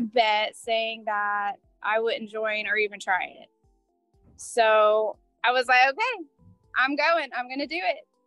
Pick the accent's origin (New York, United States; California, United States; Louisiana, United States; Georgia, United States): Georgia, United States; Rome; I'm from Rome, Georgia.